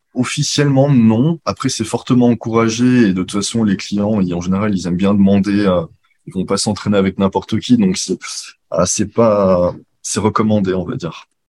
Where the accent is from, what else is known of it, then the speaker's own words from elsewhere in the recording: Grenoble, Auvergne-Rhône-Alpes, France; moved away as an adult; also born or lived in Lyon / Paris / China / Luxembourg; now in Singapore; je suis de Grenoble à la base